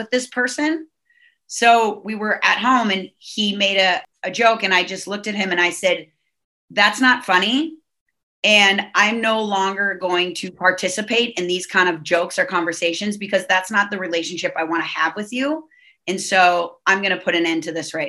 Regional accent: Minnesota, United States; now in Southern California, United States; I'm from Minnesota

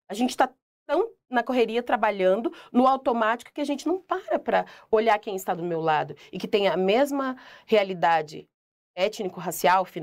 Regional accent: Curitiba, Paraná, Brazil; Sou curitibana, mas ninguém aqui me conhece.

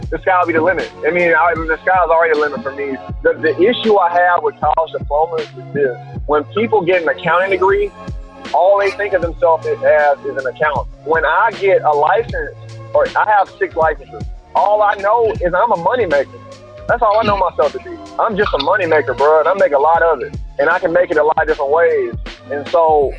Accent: Tuscaloosa, Alabama, United States; I'm originally from Alabama, Tuscaloosa, Alabama.

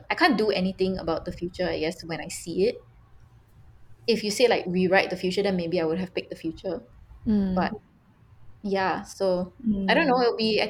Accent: Malaysia; my love for being Malaysian.

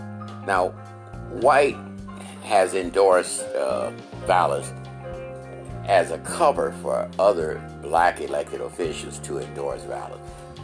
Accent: Chicago, Illinois, United States; I grew up celebrating St. Patrick's Day here in Chicago.

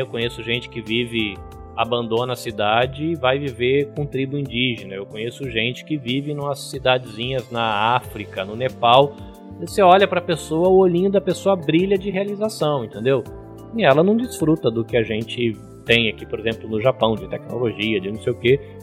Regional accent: Brazil; eu já fui aquele adolescente brasileiro babaca que amava a bandeira americana

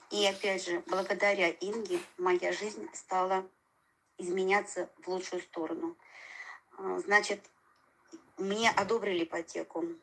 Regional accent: Tula, Tula Oblast, Russia; у нас в Туле, я тулячка

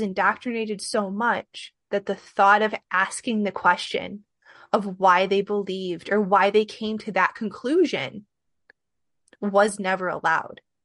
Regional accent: Midwest, United States; also born or lived in Michigan; I'm from the Midwest

